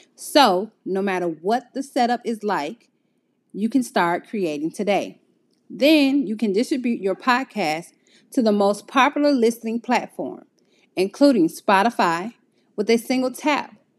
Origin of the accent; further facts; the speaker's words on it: Midwest of the United States, United States; I am from the Midwest of the United States.